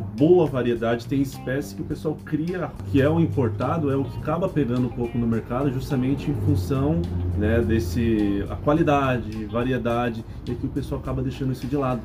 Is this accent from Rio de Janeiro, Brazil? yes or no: no; Mogi das Cruzes, São Paulo, Brazil; em São Paulo mesmo, Mogi Sim. das Cruzes, que é minha cidade natal